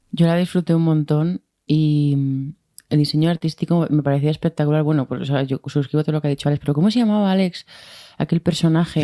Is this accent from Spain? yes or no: yes; Madrid, Community of Madrid, Spain; yo como madrileña